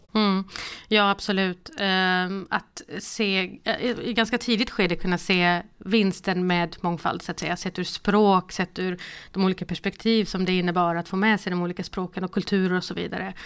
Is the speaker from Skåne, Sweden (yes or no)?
yes; Malmö, Skåne, Sweden; Sen så är jag uppvuxen i Rosengård i Malmö